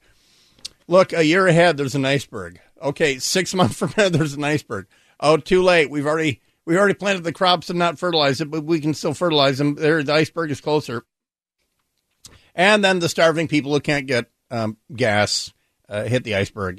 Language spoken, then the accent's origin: English; Hawaii, United States; now in Seattle, United States; growing up in Hawaii